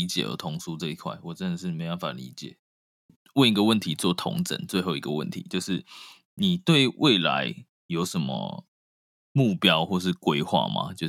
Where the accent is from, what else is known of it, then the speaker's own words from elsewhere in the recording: Taiwan; 至少别的国家我不知道，但是台湾有，因为我从从小在台湾念书嘛